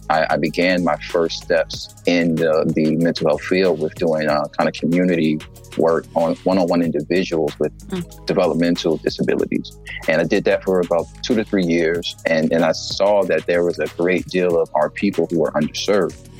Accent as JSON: {"language": "English", "town": "Philadelphia", "region": "Pennsylvania", "country": "United States", "tie": "born or raised there", "also_born_or_lived": "Georgia", "moved": "yes", "said": "Originally, my family is from South Carolina, but me, myself, my, my brothers, we were born and raised in Philadelphia, Pennsylvania."}